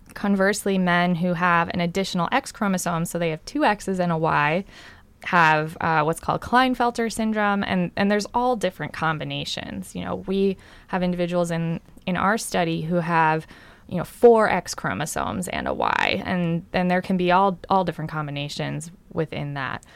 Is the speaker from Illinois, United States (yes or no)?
no; Long Island, New York, United States; I grew up on Long Island, uh, in New York